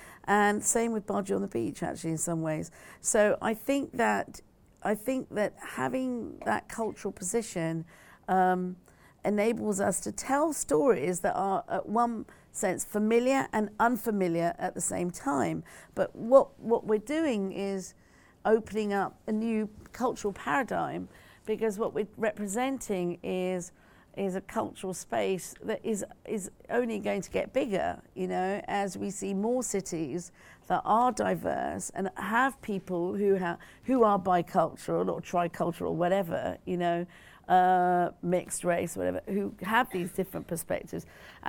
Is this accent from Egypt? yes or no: no; United Kingdom; I make it very clear it is about me being both British and Asian, you know, and Punjabi.